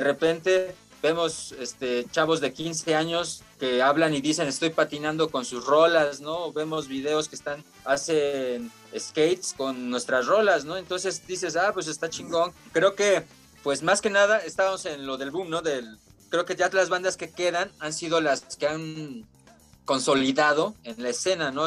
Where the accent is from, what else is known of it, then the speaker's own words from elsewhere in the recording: Mexico City, Mexico; nosotros somos de acá de Iztacalco